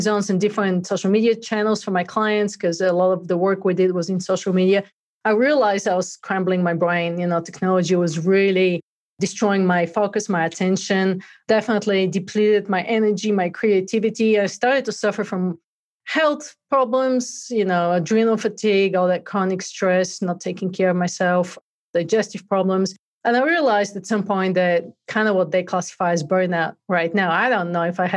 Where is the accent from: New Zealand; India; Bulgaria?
Bulgaria; moved away as an adult; now in United States; I grew up in Bulgaria, actually, and came to the US in 96